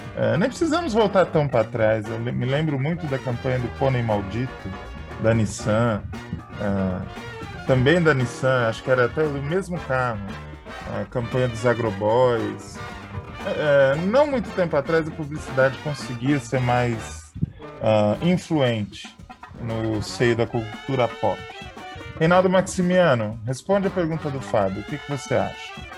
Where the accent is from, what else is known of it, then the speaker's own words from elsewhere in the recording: São Paulo, Brazil; eu me lembro quando eu era criança, eu morava em São Paulo